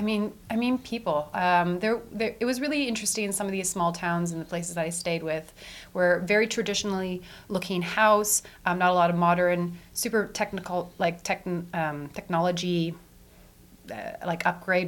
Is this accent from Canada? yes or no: yes; Edmonton, Alberta, Canada; also born or lived in Vancouver; I was born in Edmonton at the Royal Alexandra Hospital, where my mother works as an ICU nurse. And I grew up on the northern suburbs of the city